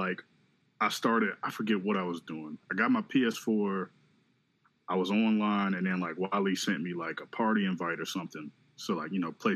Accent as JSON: {"language": "English", "region": "Maryland", "country": "United States", "moved": "as an adult", "lives_now": "Philadelphia, United States", "said": "I'm from Maryland, but I moved to Philly. I moved here in like, I think 2016"}